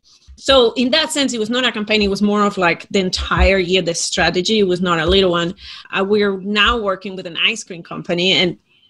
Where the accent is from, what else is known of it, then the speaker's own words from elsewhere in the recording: Spain; accent: Spain; It's actually from Spain.